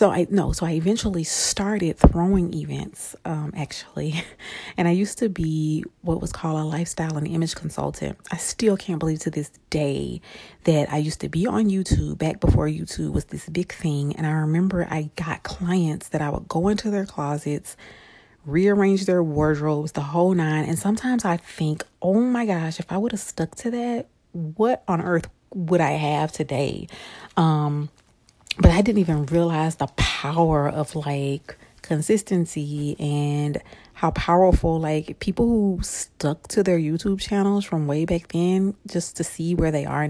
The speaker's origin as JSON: {"language": "English", "town": "Shreveport", "region": "Louisiana", "country": "United States", "tie": "born or raised there", "said": "I am originally from Shreveport, Louisiana"}